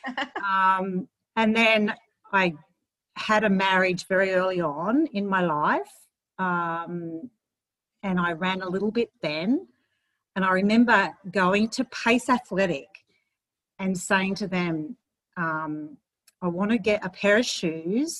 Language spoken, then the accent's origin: English; Sydney, New South Wales, Australia; also born or lived in Hornsby / Campbelltown / Northern Beaches; grew up in Maroubra